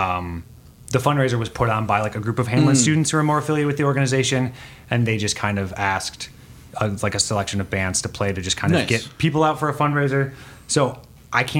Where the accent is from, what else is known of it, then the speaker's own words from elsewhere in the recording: Red Wing, Minnesota, United States; the small town I grew up in Red Wing, Minnesota